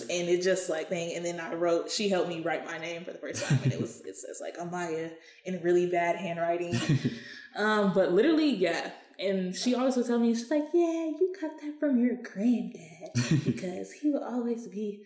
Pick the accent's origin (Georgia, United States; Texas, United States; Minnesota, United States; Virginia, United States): Georgia, United States; Atlanta; I'm from Atlanta, Georgia